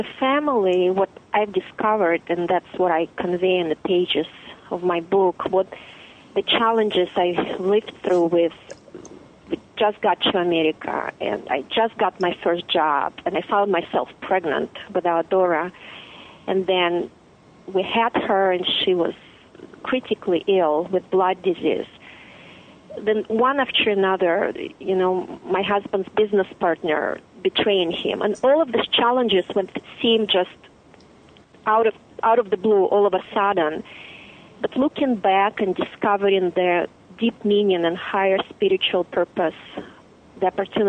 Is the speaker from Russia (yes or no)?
yes; Russia; But what it did for us, it created the deep desire for a life of freedom, choice, and dignity without living this intense contrast back in Russia.